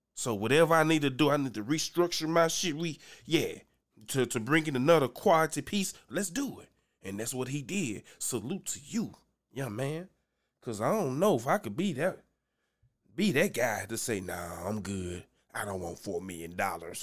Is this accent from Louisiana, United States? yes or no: yes; Louisiana, United States; I'm from Louisiana